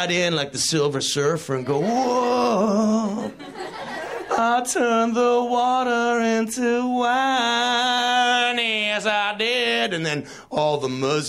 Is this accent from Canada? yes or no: yes; Canada; I'm from Canada